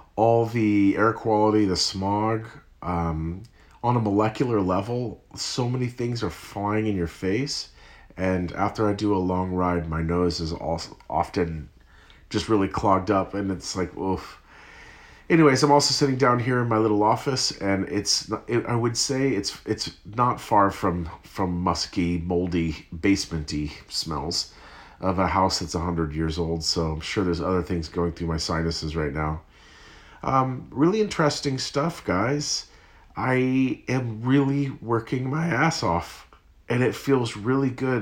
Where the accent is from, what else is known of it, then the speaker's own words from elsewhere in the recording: Santa Cruz, California, United States; I'm from Santa Cruz, California